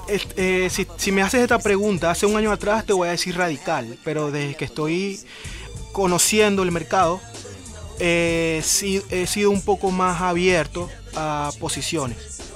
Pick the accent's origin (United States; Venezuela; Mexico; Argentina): Venezuela; yo en Venezuela, con mi crianza